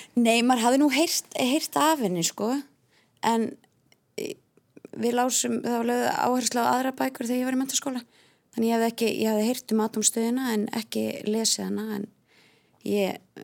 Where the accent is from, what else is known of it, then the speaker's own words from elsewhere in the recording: Hafnarfjörður, Capital Region, Iceland; ég er ekki úr sveit, ég er úr Hafnarfjörði